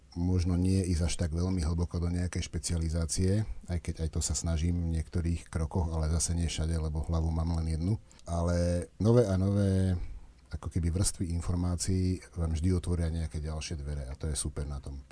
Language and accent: Slovak; Osenice, Záhorie, Trnava Region, Slovakia; now in Zvolen, Slovakia; ja som z Osenice, to je záhorie, tam fúkalo tiež vždy dosť. Tuto som teraz v tejto kotlinke, tu už menej fúka